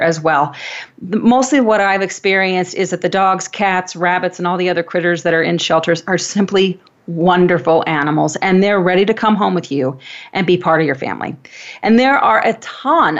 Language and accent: English; Wenatchee, Washington, United States; born or raised there